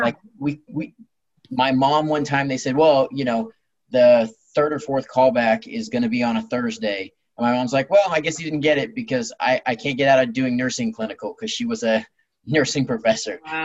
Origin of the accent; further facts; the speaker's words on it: Long Beach, California, United States; I was born in Long Beach, California, and I've lived here most of my life